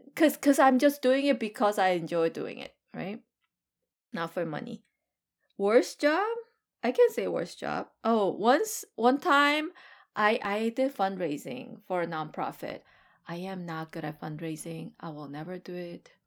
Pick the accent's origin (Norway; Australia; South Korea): South Korea; now in United States; I am hundred percent Korean.